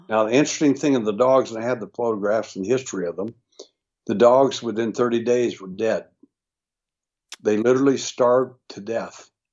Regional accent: Texas, United States; I was born in Texas

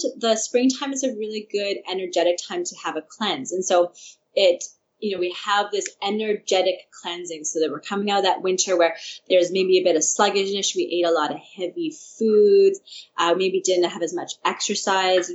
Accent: Saskatchewan, Canada; I'm from Saskatchewan, so I have, my dad's actually a farmer, and I have a lot of connection with farmers there

